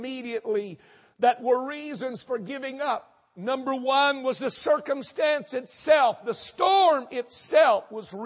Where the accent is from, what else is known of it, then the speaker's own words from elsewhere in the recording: North Texas, United States; now in Houston, United States; I was raised in North Texas